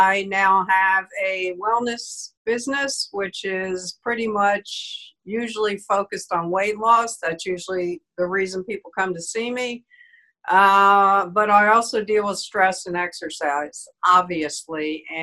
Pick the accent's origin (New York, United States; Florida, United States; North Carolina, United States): New York, United States; New York City; I grew up in Manhattan and I talk real English still.